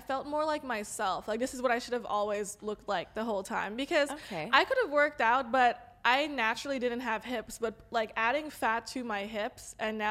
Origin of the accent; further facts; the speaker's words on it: Los Angeles, California, United States; accent: Valley girl; I'm LA native